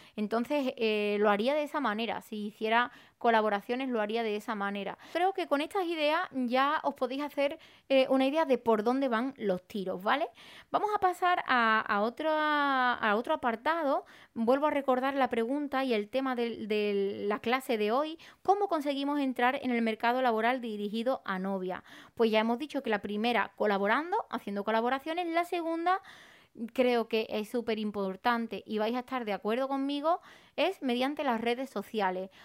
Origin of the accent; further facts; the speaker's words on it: Arahal, Andalusia, Spain; yo para crecer en Araal en mi pueblo